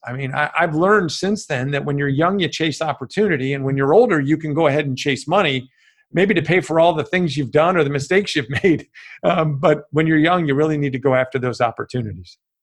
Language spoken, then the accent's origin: English; Chicago, Illinois, United States; I grew up in Chicago, a small family, mom, dad, and one brother. I grew up in the West Suburbs